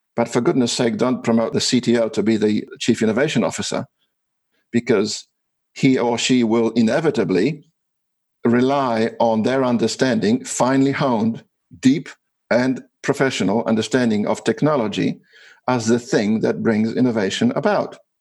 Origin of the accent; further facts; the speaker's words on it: Australia; I'm from Australia